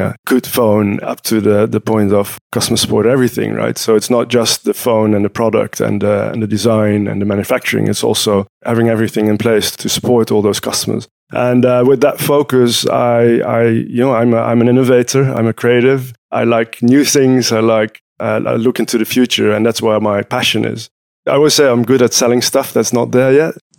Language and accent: English; Utrecht, Netherlands; I'm in Utrecht, which is my hometown. I live here.